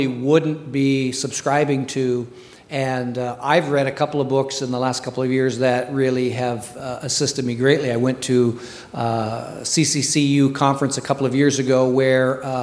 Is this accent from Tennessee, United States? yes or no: no; Montana, North Dakota, United States; now in Minnesota, United States; I was raised in North Dakota, Montana